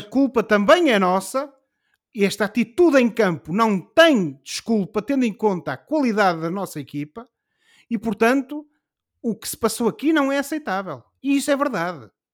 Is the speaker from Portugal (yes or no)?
yes; Portugal; nós, como somos portugueses e estamos habituados a sofrer